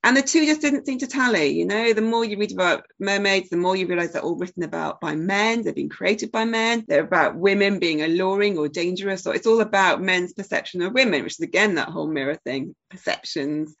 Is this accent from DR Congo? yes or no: no; Sheffield, Yorkshire and the Humber, United Kingdom; my hometown of Sheffield, which is pretty important to me. And there's various elements about growing up in Sheffield